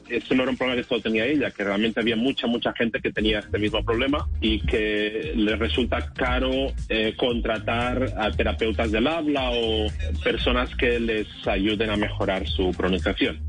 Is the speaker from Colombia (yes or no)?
no; Spain; yo vengo de España